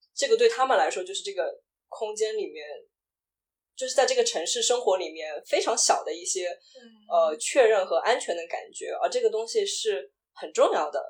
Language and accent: Chinese; China; moved away as an adult; also born or lived in Shanghai / France; now in United States; 从中国来，我作为一个中国人